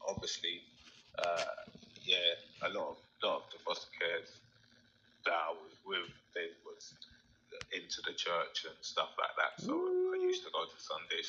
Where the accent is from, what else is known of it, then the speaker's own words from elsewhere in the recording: London, United Kingdom; also born or lived in Hackney, East London; I got raised by a Black family in the south east of London, just outside London, called Bromley. And I stayed there until I was like 11